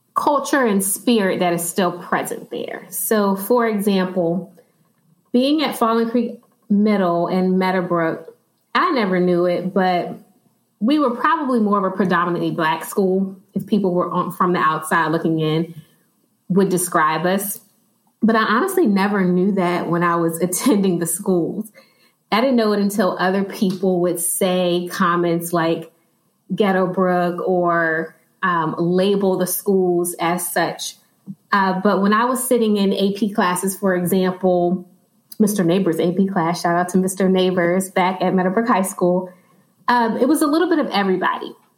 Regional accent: Chesterfield, Virginia, United States; I've actually been in Chesterfield all of my life

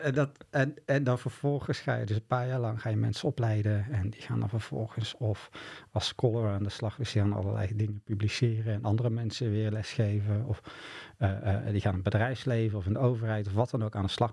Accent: Boxtel, North Brabant, Netherlands; bij ons in Bokstol woonde eh, Jan Juffermans

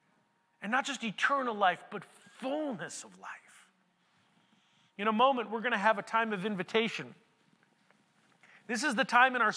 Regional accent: United States; I'm from America

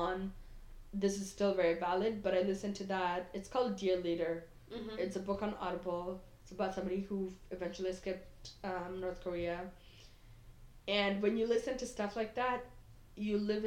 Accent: Kenya; now in United States; I, as a Kenyan-American

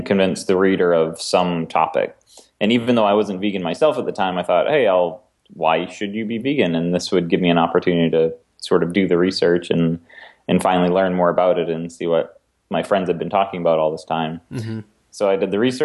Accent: Maine, United States; I grew up in Maine

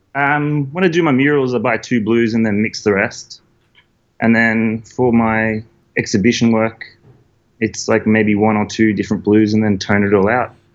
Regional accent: Maitland, New South Wales, Australia; moved away as an adult; also born or lived in Newcastle / Melbourne; I'm from the Hunter Valley. Hunter so I grew up. Yeah, so I grew up like uh, out near Maitland.

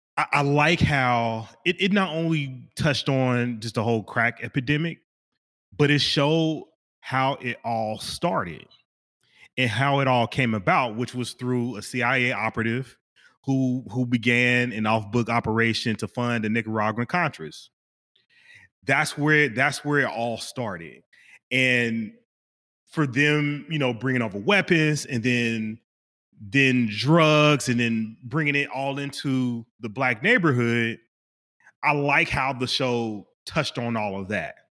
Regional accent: Kansas City, Kansas, United States; moved away; I'm originally from Kansas, Kansas City, Kansas

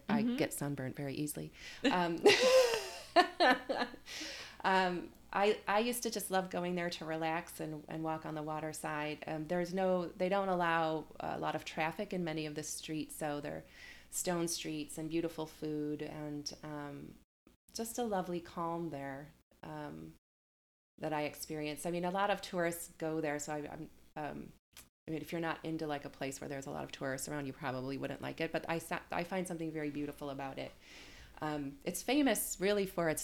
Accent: Detroit, Michigan, United States; moved away; Detroit, which is my hometown

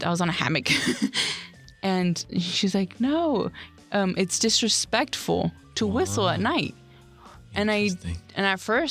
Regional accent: United States

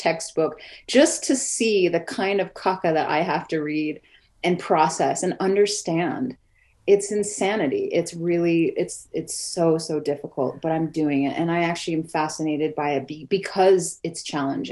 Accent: New Mexico, United States; also born or lived in Oklahoma / Mississippi; I'm Oklahoma Choctaw. Oklahoma is not our homeland. I grew up in New Mexico.

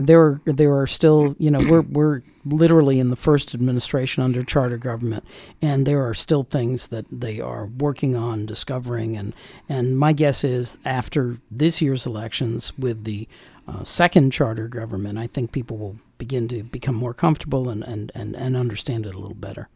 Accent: Northern Virginia, United States; moved away as an adult; also born or lived in Washington, D.C. / Montgomery County, Maryland; now in Frederick County, Maryland, United States; I was born in D.C., uh, grew up in Northern Virginia

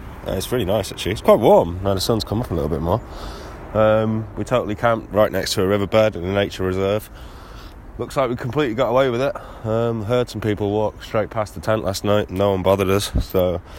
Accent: England, United Kingdom; I'm from England, so obviously I do.

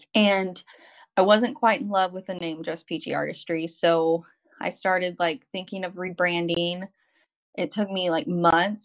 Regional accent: Arkansas, United States; moved away as an adult; also born or lived in California; I'm from Arkansas we moved to California because that's where he was stationed

